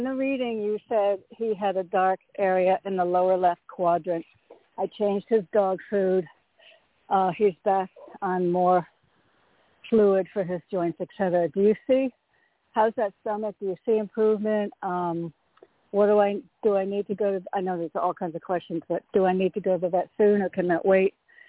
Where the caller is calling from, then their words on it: Connecticut, United States; Hey, Toni, it's … from Connecticut.